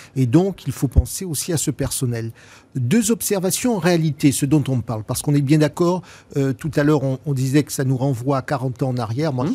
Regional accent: France; chez nous, en France

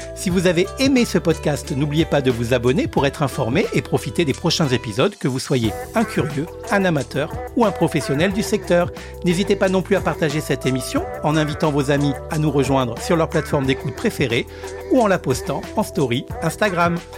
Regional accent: Réunion; chez nous, à La Réunion

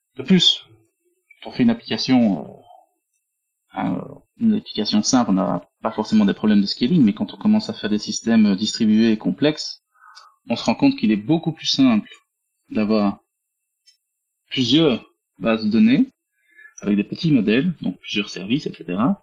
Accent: Belgium; accent: Belgian; je suis belge, hein. vous entendez dans l'accent.

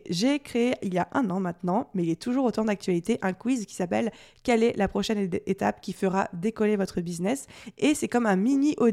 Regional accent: France; accent: French; avec mon super accent euh, à la française

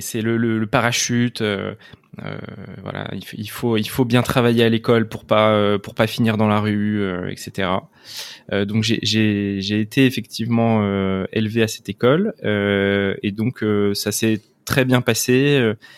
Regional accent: Le Chesnay, Île-de-France, France; Je suis né au Chénet, dans les Yvelines

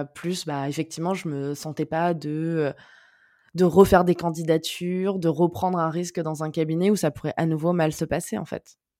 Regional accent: near Cannes, Provence-Alpes-Côte d'Azur, France; moved away as an adult; also born or lived in Neuilly-sur-Seine; now in Paris, France; on a déménagé quand j'avais un peu moins de 8 ans, mais je suis née, j'ai grandi à Neuilly-sur-Seine. Et après, on a déménagé dans le sud, dans une, dans une petite ville à côté de Cannes, dans les Alpes-Maritimes

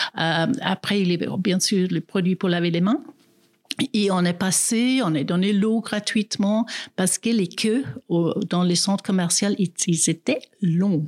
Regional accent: South Africa; French is a second language; now in Grand-Saconnex, Switzerland; je suis née en Afrique du Sud, mais ça fait plus que 30 ans que j'habite en Suisse

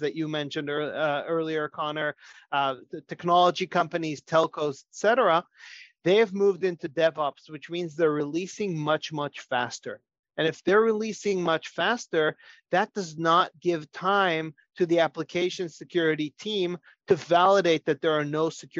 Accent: Israel; moved away as an adult; now in United States; I'm originally from Israel, but have been in the US for many years

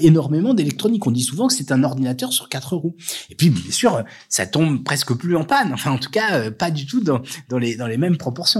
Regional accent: France; nous en tant que Français

